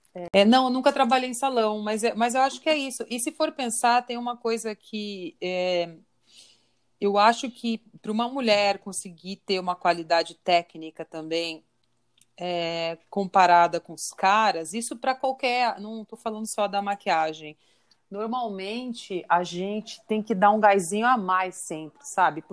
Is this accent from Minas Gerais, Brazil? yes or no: no; Curitiba, Paraná, Brazil; moved away as an adult; now in São Paulo, Brazil; eu sou mesmo de Curitiba